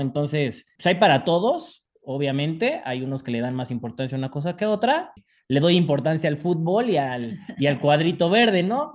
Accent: Mexico; sobre todo como mexicanos

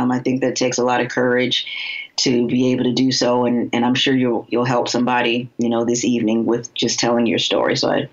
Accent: Florida, United States; now in Cincinnati, United States

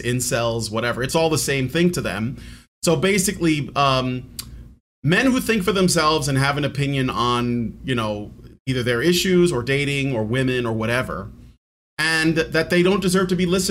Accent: Chicago, Illinois, United States; moved away as an adult; now in Virginia, United States; I was born and raised in Chicago. I moved to Virginia just like last year

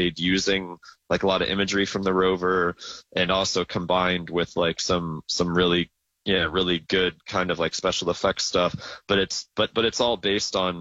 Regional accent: Phoenix, Arizona, United States; moved away as an adult; now in San Francisco, United States; I grew up in Phoenix, but I've been in San Francisco now for like 12 years

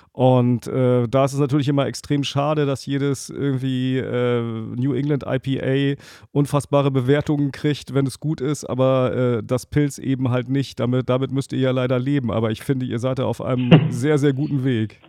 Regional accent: Northern Germany, Germany; bei uns in Norddeutschland

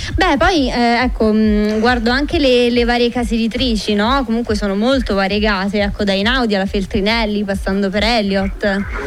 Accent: Marino, Lazio, Italy; per i vicoli del mio paese di Marino

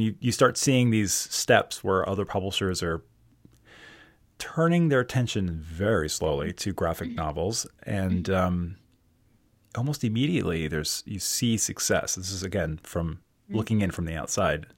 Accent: Towson, Maryland, United States; I'm from Towson, Maryland

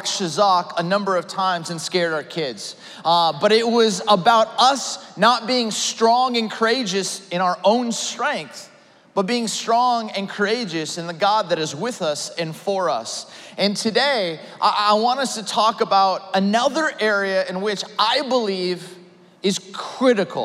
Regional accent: Ventura County, California, United States; also born or lived in Orange County, California; I grew up in Ventura County, California, went to school in Orange County

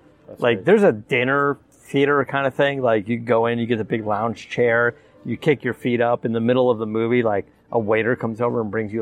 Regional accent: Arizona, United States; moved away; I'm from Arizona

